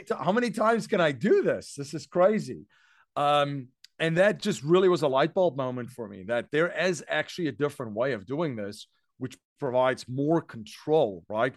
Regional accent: South Africa; moved away as an adult; now in United States; I'm originally from South Africa. Um, I came here, uh, to the U S in two thousand and one.

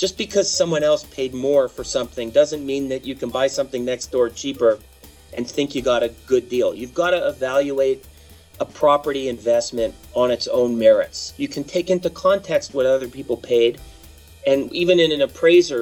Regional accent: Canada; now in United States; being a Canadian at birth, although I'm a U.S. citizen now

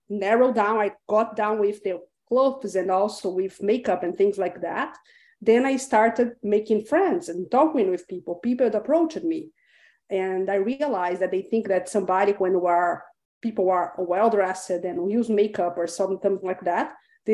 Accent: Brazil; English is a second language; moved away; also born or lived in Chile; I was born in Brazil, but I lived for 12 years in Chile.

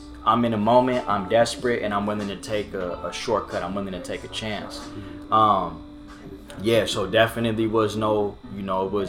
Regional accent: Orange, California, United States; the neighborhood that I grew up in was in Orange. It's a barrio

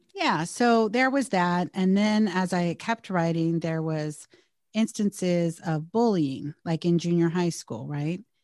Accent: Bay Area / Southern California, United States; we relocated five hundred miles away from the Bay Area to Southern California when my stepdad got a new job

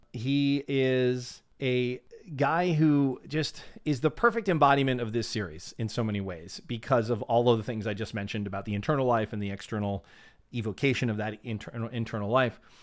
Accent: United States

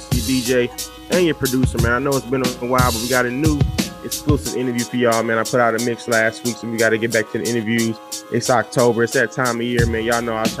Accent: Milwaukee, Wisconsin, United States; that's my hood too. Shit, yeah, I grew up right on 38th and Douglas

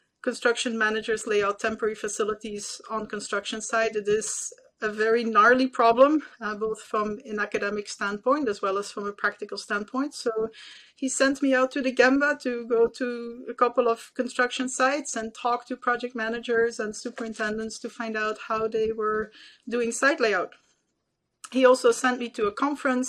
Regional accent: Belgium; moved away as an adult; now in United States; I was born and raised in Belgium

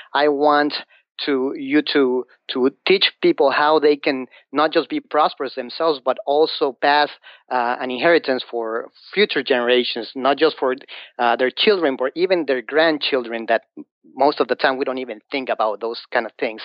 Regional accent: Mexico City, Mexico; English is a second language; moved away as an adult; now in United States; I'm from Mexico, from Mexico City.

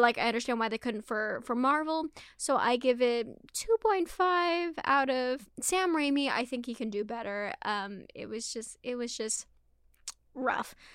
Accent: Scotland, United Kingdom; I'm not even Irish, I'm Scottish

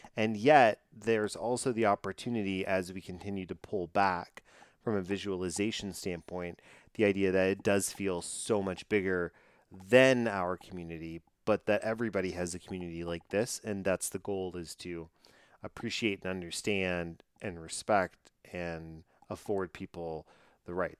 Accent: Texas, United States; I'm from Texas

